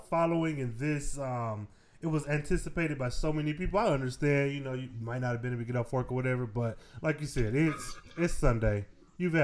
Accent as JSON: {"language": "English", "region": "Michigan", "country": "United States", "tie": "born or raised there", "said": "I've been born and raised in Michigan"}